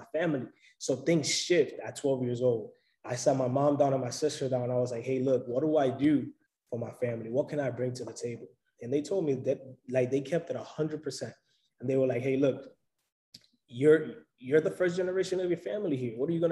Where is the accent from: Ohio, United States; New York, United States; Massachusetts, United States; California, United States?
New York, United States; New York City; also born or lived in Providence; I'm originally from New York City